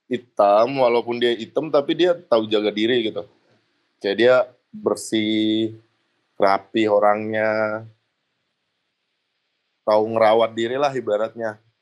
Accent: Indonesia; apalagi orang kita ya, orang Indo ya. Kita nggak pede dengan kitanya sendiri, kita nggak pede dengan budaya kita sendiri.

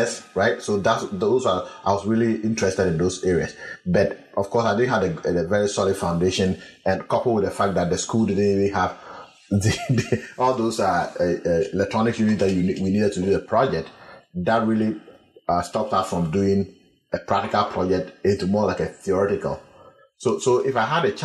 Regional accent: Ghana; moved away as an adult; also born or lived in Accra, Ghana; now in United States; I come from the Bungavu region

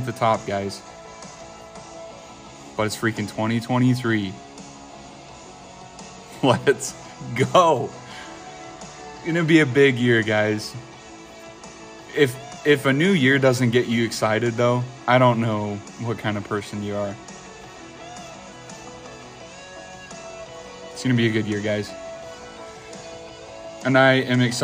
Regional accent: Idaho, United States; I'm from Idaho.

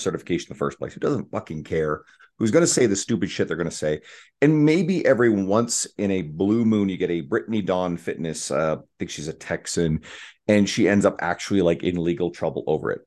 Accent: Canada; I'm a Canadian

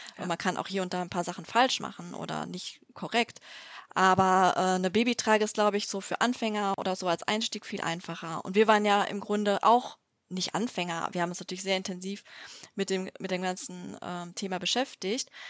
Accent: Düsseldorf, North Rhine-Westphalia, Germany; ich komme aus Düsseldorf

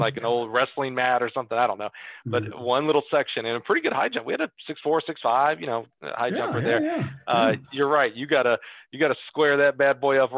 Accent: Alabama, United States; moved away; Growing up in Alabama, running high school track there for indoor

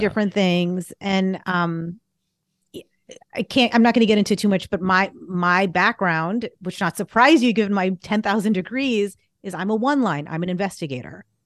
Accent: Boston, Massachusetts, United States; moved away; also born or lived in California; I'm from the Boston area

